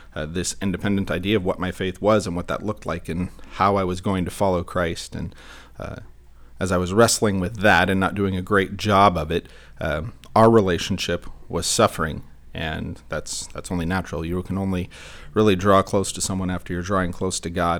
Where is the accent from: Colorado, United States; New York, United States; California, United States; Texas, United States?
California, United States; Santa Clarita; I grew up in Santa Clarita, and I went to Canyon High School